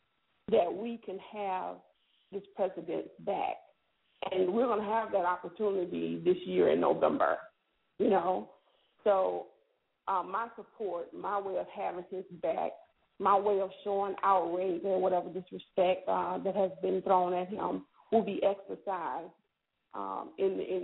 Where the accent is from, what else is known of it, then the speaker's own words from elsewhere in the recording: Selma, Alabama, United States; I come from Selma